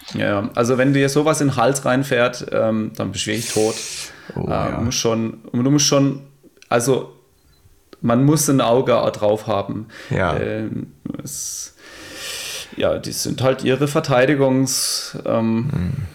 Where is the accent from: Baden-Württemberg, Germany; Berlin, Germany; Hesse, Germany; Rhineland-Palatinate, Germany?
Baden-Württemberg, Germany; Emmendingen; die Burg bei uns in Emmendinge, die Hochburg